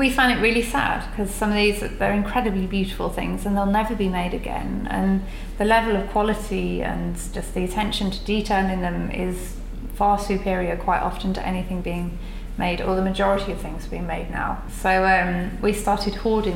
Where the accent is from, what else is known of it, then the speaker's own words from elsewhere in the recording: Birmingham, West Midlands, United Kingdom; I'm from Perry Bar